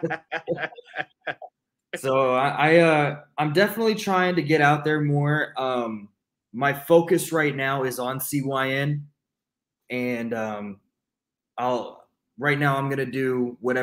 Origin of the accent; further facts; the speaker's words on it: Amarillo, Texas, United States; in Amarillo, in my hometown